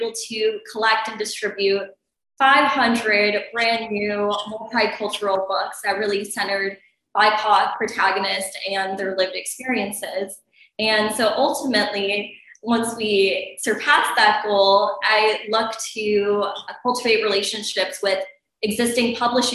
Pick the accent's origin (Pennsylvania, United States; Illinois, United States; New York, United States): Illinois, United States; Chicago; I grew up in Chicago